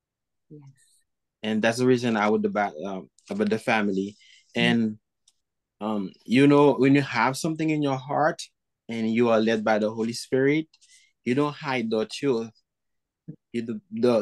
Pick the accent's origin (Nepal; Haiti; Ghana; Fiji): Haiti; I'm from Haiti.